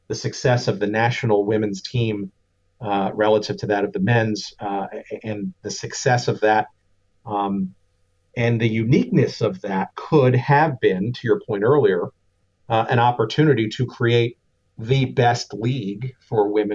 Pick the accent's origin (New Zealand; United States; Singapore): United States; Lake Forest, Illinois; my hometown here in Lake Forest, Illinois